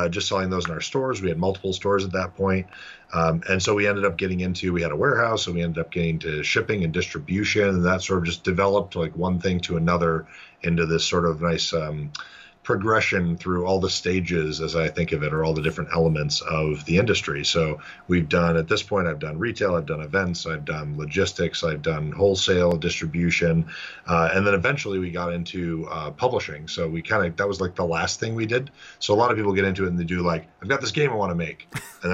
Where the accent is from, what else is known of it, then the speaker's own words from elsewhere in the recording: south of Buffalo, Western New York, United States; So like Western New York is where I grew up. So south of Buffalo.